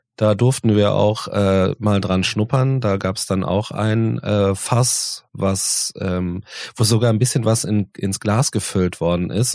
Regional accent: Cologne, North Rhine-Westphalia, Germany; wir sind jetzt äh, als Kölner Kölsch gewohnt

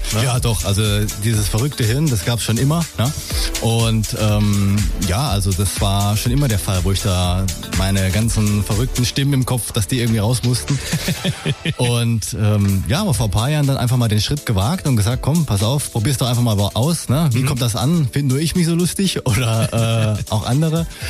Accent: Saarland, Germany; also born or lived in Swabia, Baden-Württemberg; wohne im Saarland, auch dort aufgewachsen

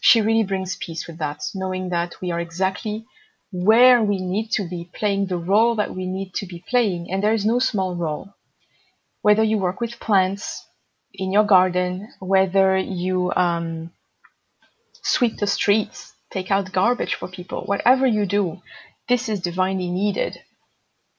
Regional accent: Marseille, Provence-Alpes-Côte d'Azur, France; moved away; also born or lived in Japan; near my hometown Marseille.

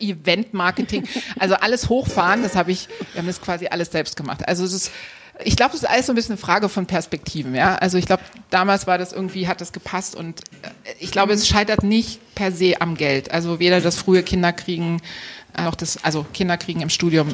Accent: Dresden, Saxony, Germany; also born or lived in Gera; Also ich bin in, in Gera geboren und in Dresden aufgewachsen

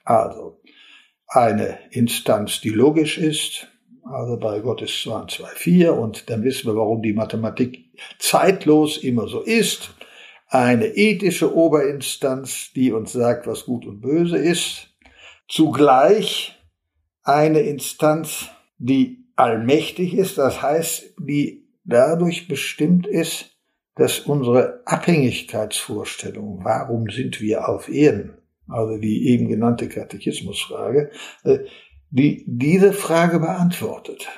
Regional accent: Olpe, North Rhine-Westphalia, Germany; moved away as an adult; also born or lived in Bochum; Bochum nah bei meinem Heimatort Olpe in Westfalen war, wo ich äh, herkomme.

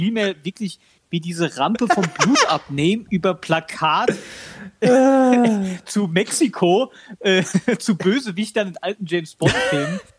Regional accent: Heidelberg, Baden-Württemberg, Germany; auf eine, auf eine beschämende Weise lustig gewesen, aber die Art und Weise, mit der natürlich da meine Heimat porträtiert wird, das äh, tut mir in der Seele

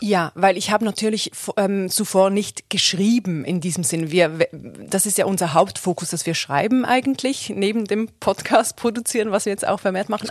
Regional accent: Switzerland; moved away as an adult; now in Germany; ich bin aus der Schweiz

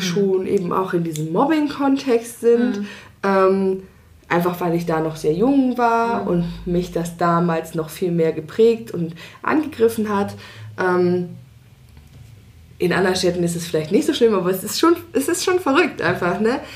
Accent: Hanover, Lower Saxony, Germany; now in Leipzig, Germany; in meine alte Heimat, mhm. also nach Hannover

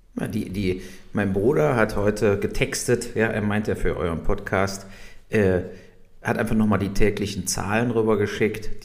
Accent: Germany; wir hier so hatten als Deutsche

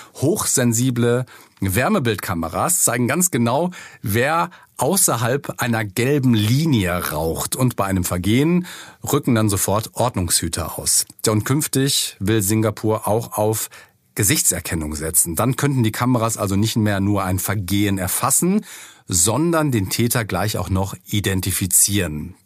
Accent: Germany; bei uns in Deutschland

